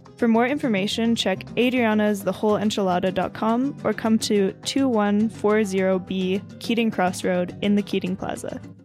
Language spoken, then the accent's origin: English; Jamaica; accent: Jamaican; now in Victoria, Canada; my Jamaican accent